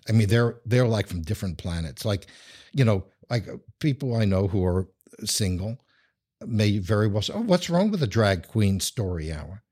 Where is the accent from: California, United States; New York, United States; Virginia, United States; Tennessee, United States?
New York, United States; accent: New York; moved away; I'm originally from New York, as anyone who knows accents would know.